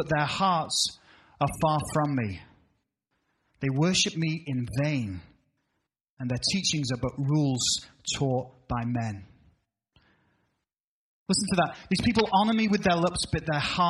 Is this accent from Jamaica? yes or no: no; United Kingdom; now in United States; as a Brit